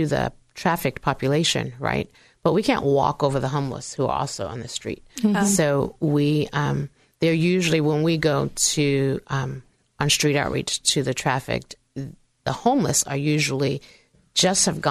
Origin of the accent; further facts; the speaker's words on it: Virginia, United States; this Virginia girl's voice